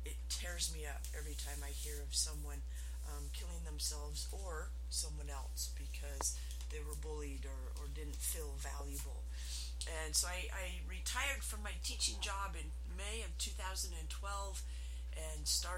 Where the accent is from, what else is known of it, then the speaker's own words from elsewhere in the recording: Utah, United States; I am from Utah, which is the MLM capital of the world